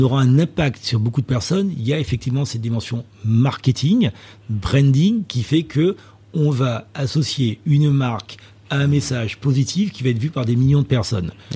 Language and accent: French; Martinique; moved away; also born or lived in South Africa; je suis originaire de la Martinique